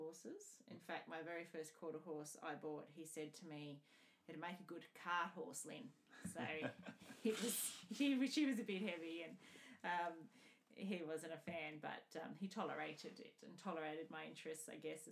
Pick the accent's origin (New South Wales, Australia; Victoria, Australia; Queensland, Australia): New South Wales, Australia; Scone; also born or lived in Armidale; I was born in Scone, Paxton, and my family owned a property and up at Tymore. My dad managed a property up there, Ballarang. And I grew up there